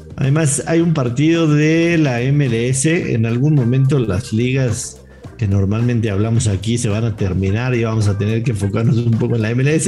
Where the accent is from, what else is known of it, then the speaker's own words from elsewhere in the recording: Mexico; soy mexicano